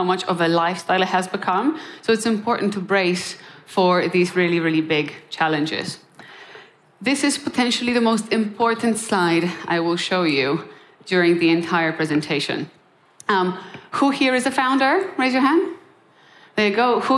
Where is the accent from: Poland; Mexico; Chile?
Poland; moved away; also born or lived in Krakow, Poland; I'm born and raised in Poland